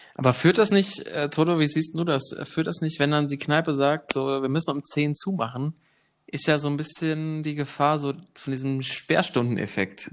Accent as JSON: {"language": "German", "country": "Germany", "said": "als Deutscher"}